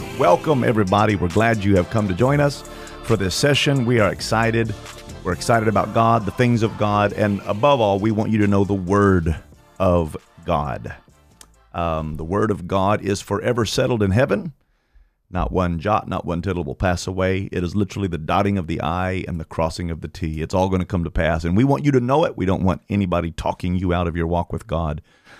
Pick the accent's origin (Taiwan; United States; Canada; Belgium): United States; Durham, North Carolina; born there; I was born in Durham, North Carolina.